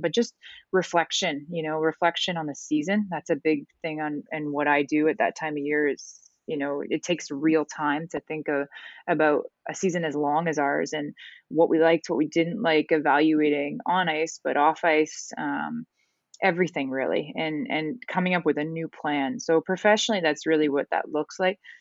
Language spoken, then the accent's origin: English; Canada; moved away as an adult; I'm originally from Canada